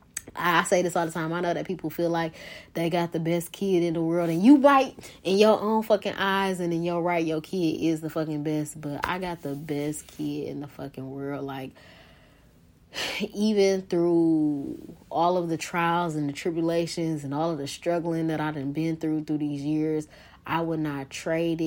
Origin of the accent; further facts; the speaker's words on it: Detroit, Michigan, United States; be in my hometown, be in the heart of Detroit